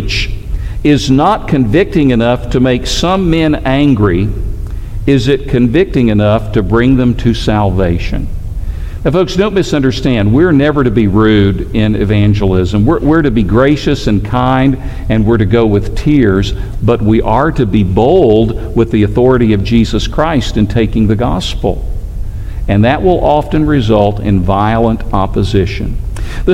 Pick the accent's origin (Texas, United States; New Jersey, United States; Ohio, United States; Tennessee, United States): Tennessee, United States; now in Alabama, United States; I grew up in Tennessee